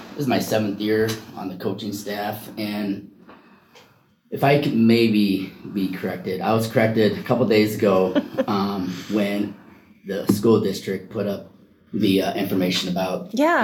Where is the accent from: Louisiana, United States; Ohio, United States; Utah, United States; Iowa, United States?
Iowa, United States; now in Oregon, United States; I'm originally from Iowa